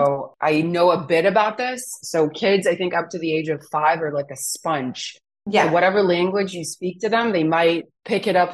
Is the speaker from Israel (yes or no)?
yes; Israel; my parents immigrated from Romania to Israel